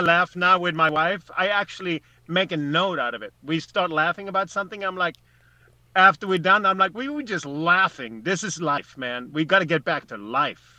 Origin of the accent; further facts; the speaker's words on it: Sweden; now in United States; I'm I'm a Swede. I'm an American.